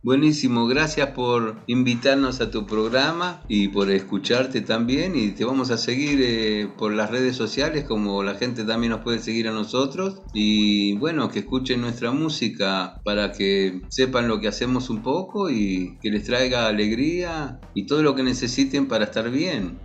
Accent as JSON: {"language": "Spanish", "country": "Argentina", "said": "los argentinos en Israel"}